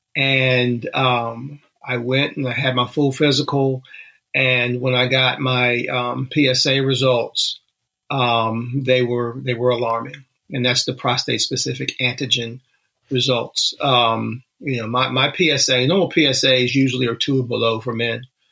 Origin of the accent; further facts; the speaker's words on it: Danville, Virginia, United States; moved away as an adult; my hometown is Danville, Virginia, little small mm. town right on the Virginia North Carolina border